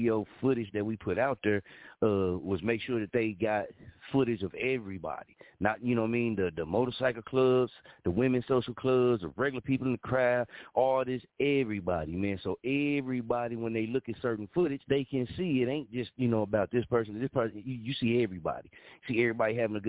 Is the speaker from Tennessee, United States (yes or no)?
no; Muskogee, Oklahoma, United States; also born or lived in Wichita, Kansas; My hometown is Muskogee, Oklahoma